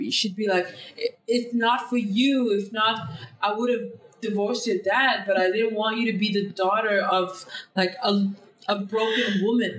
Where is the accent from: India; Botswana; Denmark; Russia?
Denmark; English is a second language; moved away; also born or lived in United Kingdom; growing up in these parallel societies in Denmark where like all the minorities are in one neighborhood